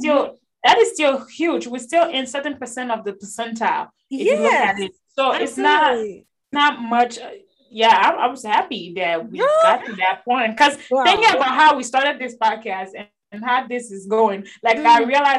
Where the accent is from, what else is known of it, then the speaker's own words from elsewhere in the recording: Côte d’Ivoire; also born or lived in Liberia; now in United States; I grew up in Cote d'Ivoire